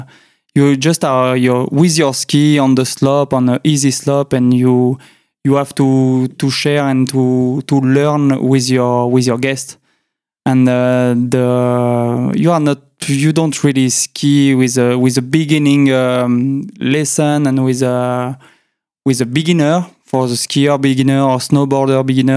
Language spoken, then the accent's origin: English; Chambéry, Auvergne-Rhône-Alpes, France; accent: French; English is a second language; I was born in Chambéry, so it's the capital of the Savoie, French department in the French Alps